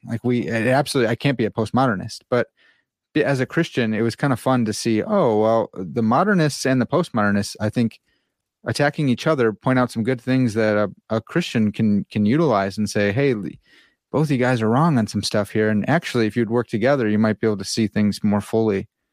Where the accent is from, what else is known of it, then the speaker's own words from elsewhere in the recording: United States; I'm an American